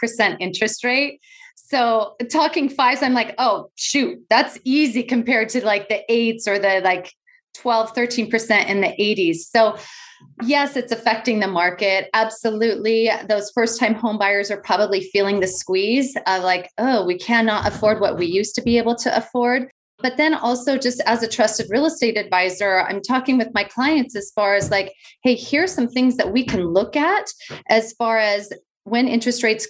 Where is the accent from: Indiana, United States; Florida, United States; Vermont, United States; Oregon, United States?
Oregon, United States; West Linn; my hometown of West Lynn